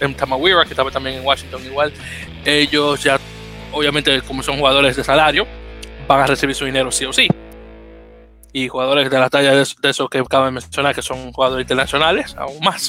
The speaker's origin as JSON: {"language": "Spanish", "country": "Dominican Republic", "said": "yo, también soy dominicano"}